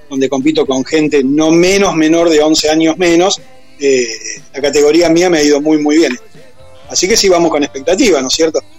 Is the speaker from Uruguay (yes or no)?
no; Rosario, Santa Fe, Argentina; nosotros somos Santa Fe, más allá que somos de Rosario, ¿no es cierto?